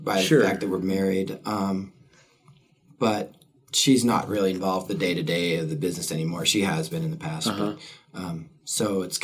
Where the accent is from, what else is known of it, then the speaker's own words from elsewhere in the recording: Helena, Montana, United States; now in Missoula, United States; I grew up in Helena